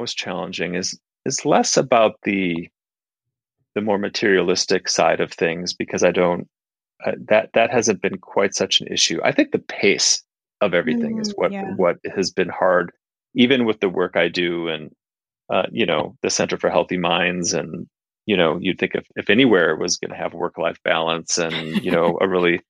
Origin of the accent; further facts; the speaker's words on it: Minneapolis, Minnesota, United States; moved away as an adult; also born or lived in Kathmandu, Nepal; I grew up in Minneapolis in the Midwest